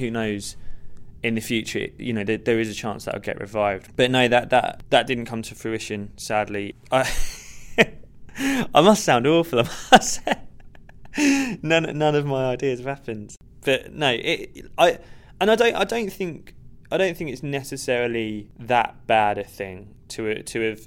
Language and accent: English; Hertfordshire, East of England, United Kingdom; also born or lived in Stevenage; now in London, United Kingdom; I actually grew up in Hertfordshire